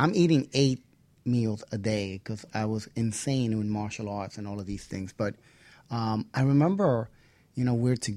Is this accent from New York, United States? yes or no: yes; New York City, New York, United States; also born or lived in Queens; I'm from the Bronx